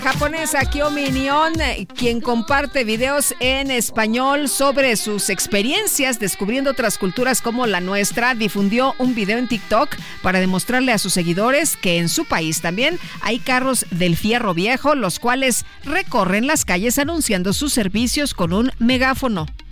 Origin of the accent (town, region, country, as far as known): Mexico